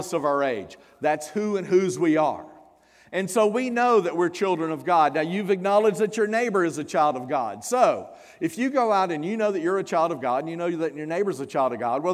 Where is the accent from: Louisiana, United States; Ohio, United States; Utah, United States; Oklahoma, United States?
Louisiana, United States; South; I'm from South Louisiana. born south of Interstate 10.